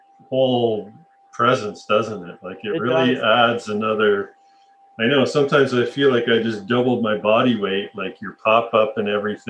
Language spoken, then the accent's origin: English; Canada; And so I think as a Canadian surfer